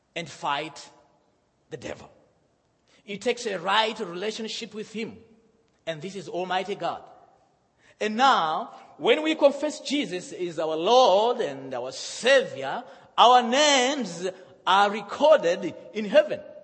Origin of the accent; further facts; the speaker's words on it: Malawi; moved away; also born or lived in Zimbabwe; I'm from Malawi. My father is from Zimbabwe. I was born in Zimbabwe, and uh, my mother is, is, uh, uh, is, from Malawi